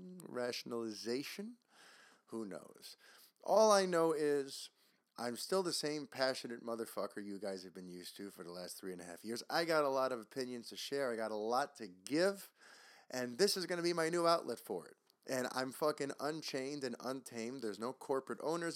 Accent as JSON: {"language": "English", "town": "New York City", "region": "New York", "country": "United States", "tie": "born or raised there", "said": "I grew up in New York City"}